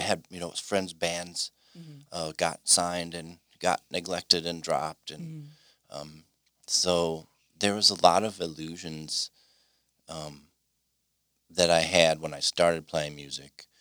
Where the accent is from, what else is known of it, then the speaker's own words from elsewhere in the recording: Mukwonago, Wisconsin, United States; I'm from Mequonago